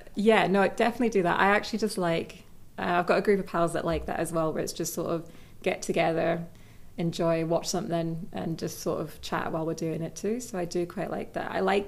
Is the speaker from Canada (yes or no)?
no; Saudi Arabia; also born or lived in Scotland / Italy; So like growing up in Saudi, it was scuba diving.